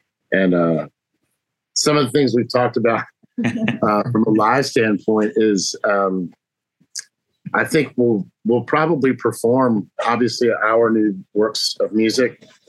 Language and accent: English; Keflavik, Southern Peninsula, Iceland; born there; So my dad's second to last duty station was Reykjavik, and I was born off the base in Keflavik.